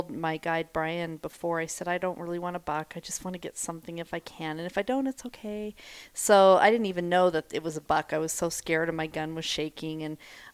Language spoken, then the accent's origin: English; Wyoming, United States; now in Littleton, United States; Born and raised in Wyoming